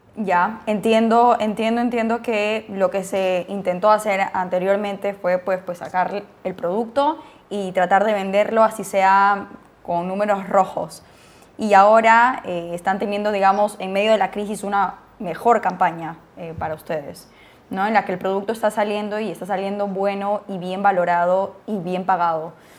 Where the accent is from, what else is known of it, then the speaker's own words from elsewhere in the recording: Peru; soy peruana